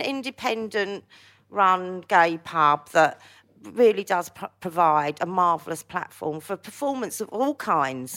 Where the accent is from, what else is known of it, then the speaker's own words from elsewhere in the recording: London, United Kingdom; also born or lived in Hackney / Wood Green / Palmers Green / Bounds Green; I was born in Hackney, as most people know, but I grew up in, like, Stamford Hill and then, like, North Like wood green, Palmer's green